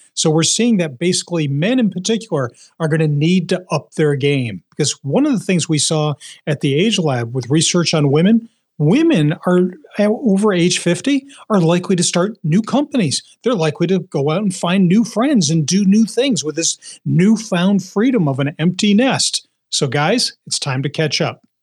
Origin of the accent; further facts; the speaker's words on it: Philadelphia, Pennsylvania, United States; now in New England, United States; you may be able to hear this in my, uh, my accent, uh, that even though I'm a proud New Englander now, I grew up in Philadelphia.